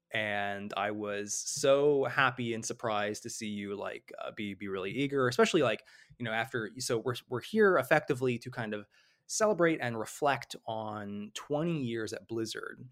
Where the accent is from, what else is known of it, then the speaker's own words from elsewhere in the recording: Illinois, United States; moved away; I'm from Illinois originally